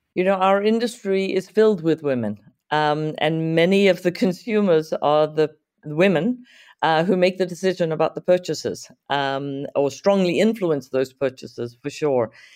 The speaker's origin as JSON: {"language": "English", "country": "Zimbabwe", "tie": "born or raised there", "also_born_or_lived": "Santa Monica, California / Omaha, Nebraska", "moved": "as an adult", "lives_now": "United States", "said": "back in my home country of Zimbabwe"}